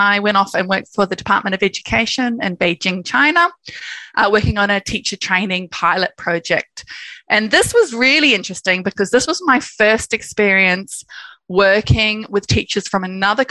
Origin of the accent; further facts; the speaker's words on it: New Zealand; I grew up in New Zealand, and I think that's had a very big impact on my sort of purpose and direction in life